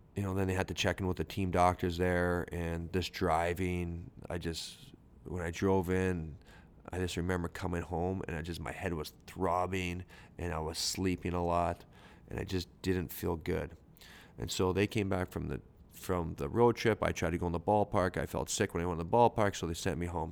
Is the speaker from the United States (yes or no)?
no; Canada; I'm a Canadian dude who, um, who has a high school education